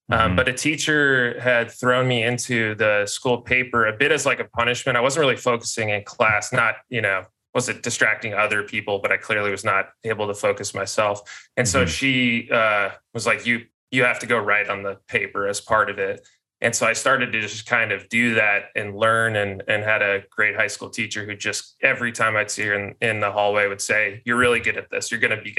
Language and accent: English; Denver, Colorado, United States; also born or lived in Midwest; And I was like unaware of this growing up in Denver and then the Midwest